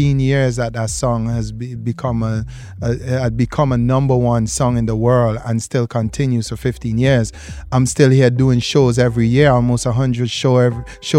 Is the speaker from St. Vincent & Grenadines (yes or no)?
yes; St. Vincent & Grenadines; St. Vincent and the Grenadines people. You know, shout out. That's my country. That's my island. That's where I'm from.